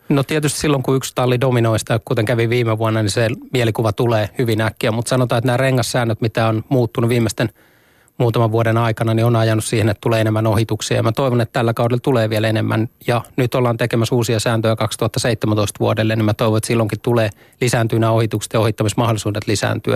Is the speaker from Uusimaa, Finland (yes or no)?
no; Lahti, Päijät-Häme, Finland; mä oon lahtelainen